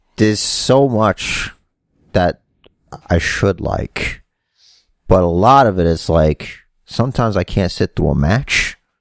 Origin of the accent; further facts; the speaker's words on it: New York City, New York, United States; That's where I'm from, and that's where we're from